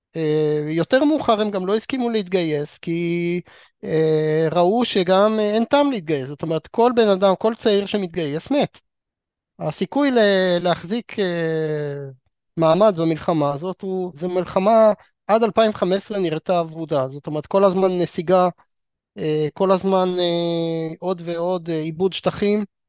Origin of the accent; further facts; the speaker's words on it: Israel; אותנו כישראלים